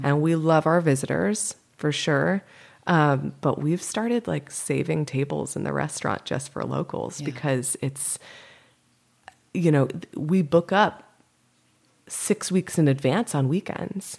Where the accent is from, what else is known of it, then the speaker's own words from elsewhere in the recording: Windsor, Connecticut, United States; moved away as an adult; also born or lived in Massachusetts / Boston / Louisville, Kentucky; now in California, United States; I grew up in Connecticut, oh, and I went to school in Massachusetts to okay. college, and then moved to Boston afterwards. So I moved to California from Boston